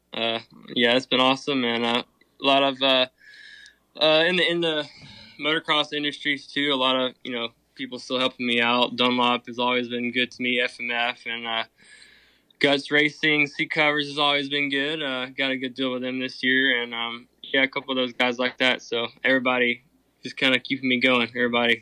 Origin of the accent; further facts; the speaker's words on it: Alabama, United States; now in Thomasville, United States; I'm originally from Alabama, but I actually live in uh, Thomasville, Georgia